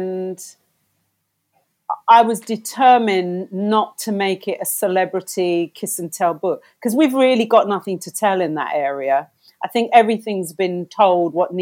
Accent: London, United Kingdom; we came from London, but different parts of London.

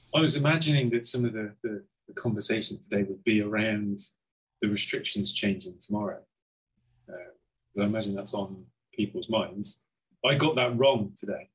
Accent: Cheltenham, South West England, United Kingdom; my background is a pub in my hometown, Cheltenham

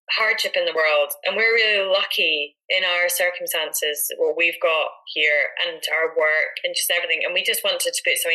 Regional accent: Edinburgh, Scotland, United Kingdom; her growing up in Aberdeenshire, myself in Edinburgh, um, but both having a connection to the Highlands.

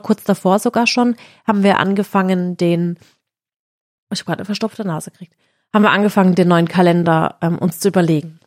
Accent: Baden-Württemberg, Germany; im August sind halt immer bei uns in Baden-Württemberg Schulferien

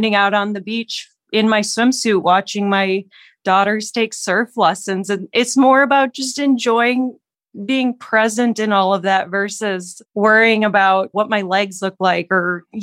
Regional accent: Minnesota, United States; now in Denver, United States; I am living in Denver, Colorado right now. I'm originally from Minnesota

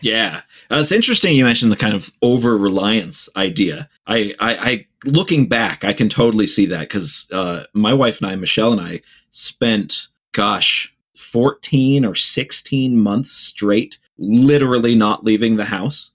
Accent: Ohio, United States; I grew up in the Midwest in Ohio

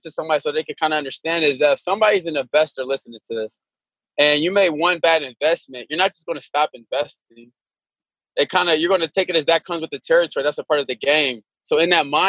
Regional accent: Indianapolis, Indiana, United States; I grew up in Indianapolis

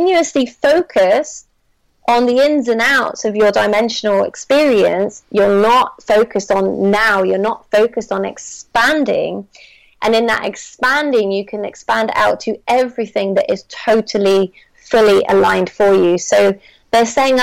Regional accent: Bristol, South West England, United Kingdom; moved away as an adult; I've just recently returned to my hometown of Bristol for the summer

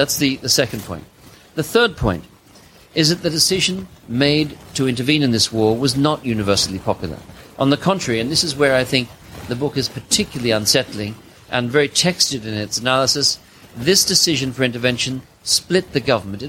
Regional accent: Australia; I'm from Australia, too.

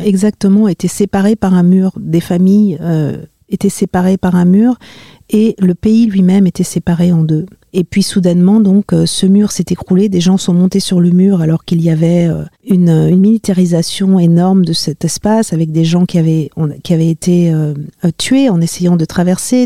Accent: Marly-le-Roi, Île-de-France, France; j'ai grandi euh, en région parisienne, euh, dans les Yvelines, à Marly-le-Roi

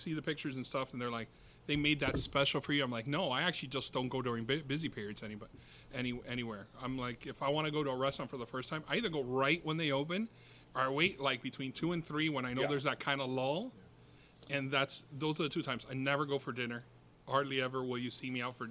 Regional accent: Miami, Florida, United States; also born or lived in New York; I was born in New York, but I've been here my entire life. I was only in New York about a year and a half. I consider myself a Miami guy through and through

